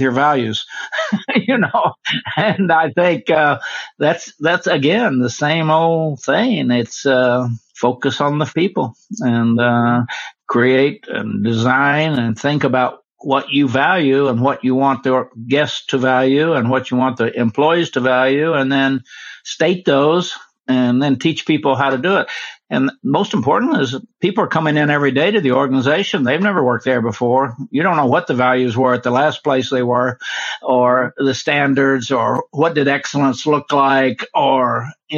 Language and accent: English; Oklahoma, United States; moved away as an adult; also born or lived in Washington, D.C.; I grew up in Oklahoma. In the 40s and 50s, and it was pretty racist.